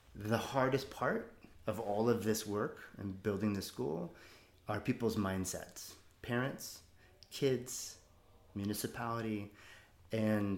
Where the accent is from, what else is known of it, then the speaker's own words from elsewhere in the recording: United States; also born or lived in Oakland; As an American